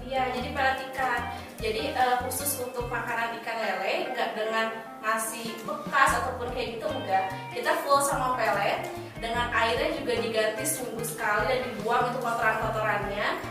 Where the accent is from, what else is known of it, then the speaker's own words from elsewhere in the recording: Bandung, West Java, Indonesia; aku asal dari Bandung aku asli banget Bojong Soang